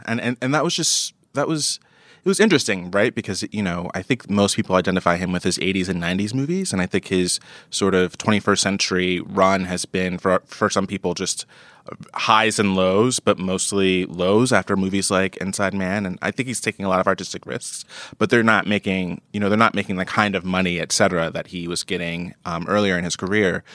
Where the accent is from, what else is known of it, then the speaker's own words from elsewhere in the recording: New York, United States; as a New Yorker